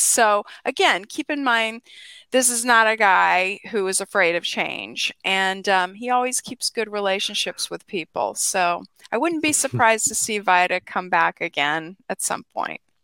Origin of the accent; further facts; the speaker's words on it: Atlanta, Georgia, United States; I'm from Atlanta, Georgia